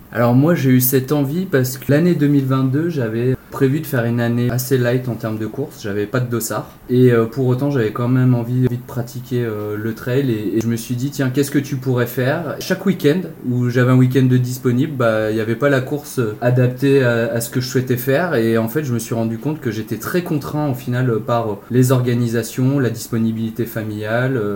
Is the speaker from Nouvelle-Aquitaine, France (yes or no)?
no; Lyon, Auvergne-Rhône-Alpes, France; moved away as an adult; now in Nord, France; Je suis originaire de Lyon et depuis quelques années donc je suis dans le Nord pour, pour raison professionnelle